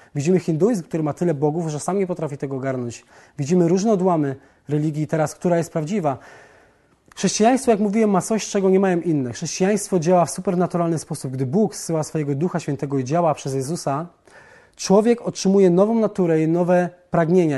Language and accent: Polish; southern Poland, Poland; Wychowałem się i urodziłem w Polsce na południu jako katolik